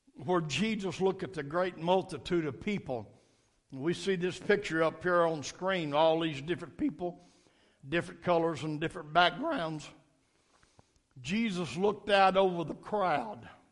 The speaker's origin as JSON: {"language": "English", "town": "Nashville", "region": "Tennessee", "country": "United States", "tie": "born or raised there", "said": "I was raised up in Metro Nashville schools"}